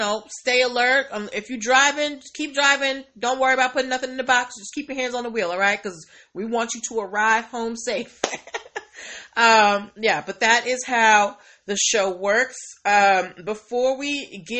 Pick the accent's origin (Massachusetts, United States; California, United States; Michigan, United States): Massachusetts, United States; Boston; now in Maryland, United States; I grew up in Boston